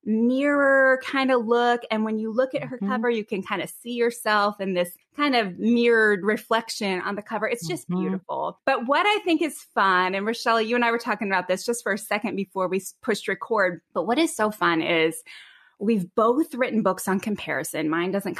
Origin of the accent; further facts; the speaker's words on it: East Coast, United States; I'm from the East Coast, so I talk about a mile a minute.